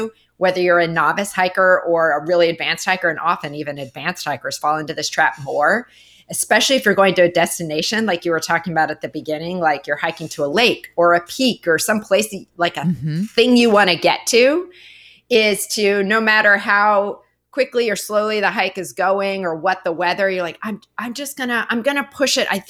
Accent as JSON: {"language": "English", "region": "Montana", "country": "United States", "said": "I'm from Montana"}